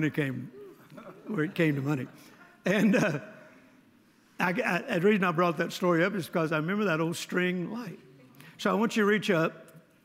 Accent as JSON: {"language": "English", "region": "Mississippi", "country": "United States", "tie": "born or raised there", "said": "I was born in Mississippi, my grandpa's lighting system was with a string."}